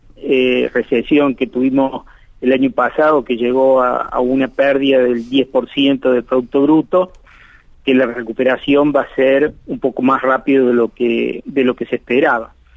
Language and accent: Spanish; Argentina